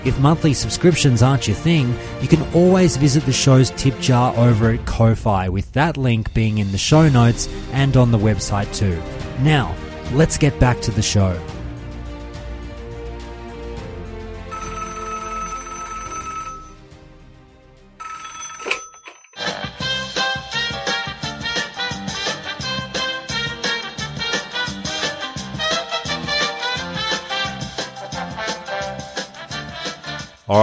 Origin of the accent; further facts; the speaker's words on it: Australia; I'm an Australian